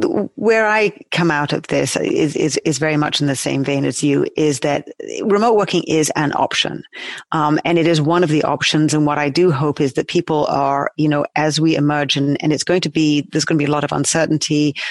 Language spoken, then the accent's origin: English; United Kingdom; now in New York, United States; Yes, I'm a Brit living in New York. I've actually lived all over the world